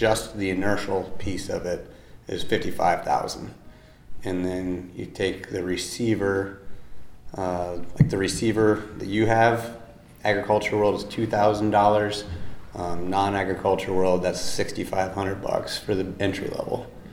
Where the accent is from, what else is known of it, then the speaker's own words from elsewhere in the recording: Iowa City, Iowa, United States; I'm from Iowa. I grew up by Iowa City.